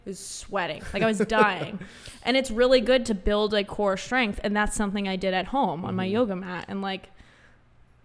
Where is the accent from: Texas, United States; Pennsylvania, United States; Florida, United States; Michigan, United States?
Florida, United States; growing up in Florida